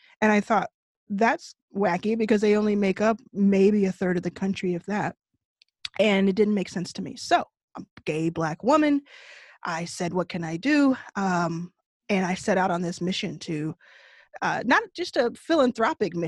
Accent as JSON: {"language": "English", "region": "Texas", "country": "United States", "tie": "born or raised there", "said": "I grew up in Texas."}